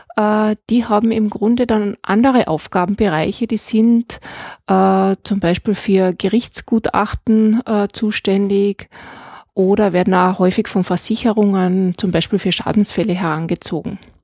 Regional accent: Klagenfurt, Carinthia, Austria; also born or lived in Graz; now in Moosburg, Austria; ich bin in Klagenfurt geboren. wir sind dann auf eine kleine Landwirtschaft nach Moosburg gezogen

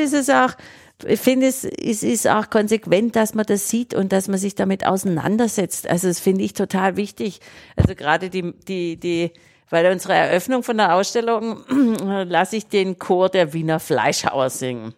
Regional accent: Obergruppenbach, Baden-Württemberg, Germany; Ich komme auch vom Land, also am Kaff mit 600 Seelen damals. Äh, Obergruppenbach bei Heilbronn, Süddeutschland.

